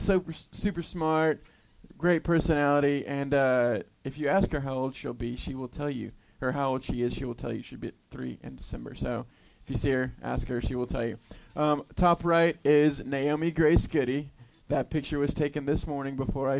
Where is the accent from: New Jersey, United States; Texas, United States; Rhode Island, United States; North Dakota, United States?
Texas, United States; Houston; I grew up in Houston, Texas